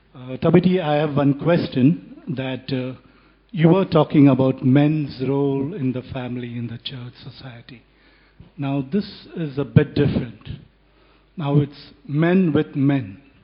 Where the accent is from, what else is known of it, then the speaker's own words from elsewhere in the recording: Western Cape, South Africa; I'm from the Western Cape